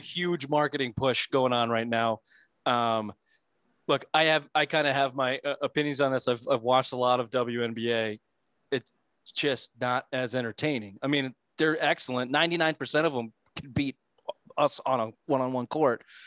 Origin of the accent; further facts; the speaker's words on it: New England, United States; we're from New England